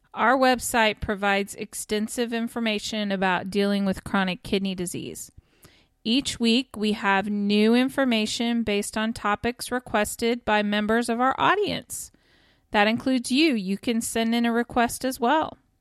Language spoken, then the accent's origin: English; Kansas, United States; also born or lived in Texas; now in Oklahoma, United States; I'm originally from Kansas, and I currently live in Oklahoma with my family.